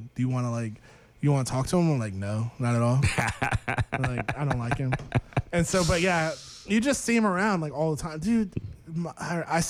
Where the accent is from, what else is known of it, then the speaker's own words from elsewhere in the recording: St. Petersburg, Florida, United States; Well, no, cause I'm from St. Petersburg, Florida, which is right next to, he lives in Clearwater